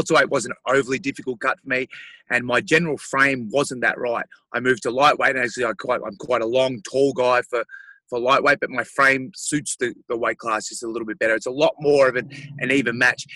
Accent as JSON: {"language": "English", "country": "Australia", "said": "my home country"}